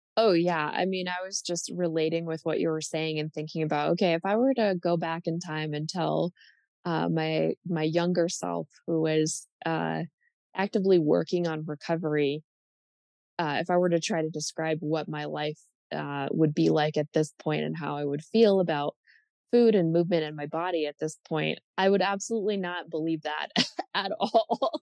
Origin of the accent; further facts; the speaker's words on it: United States; I'm speaking as an American